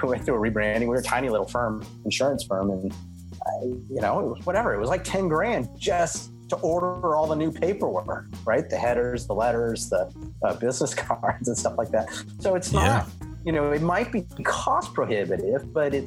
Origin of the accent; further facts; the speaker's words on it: Oakland, California, United States; I'm from Oakland, California, which is right next to the Pixar studios